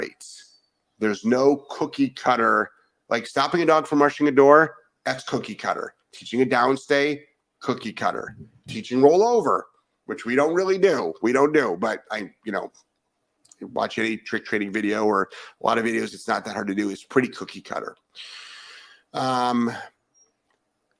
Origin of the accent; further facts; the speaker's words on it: Cleveland, Ohio, United States; moved away; I'm originally from Cleveland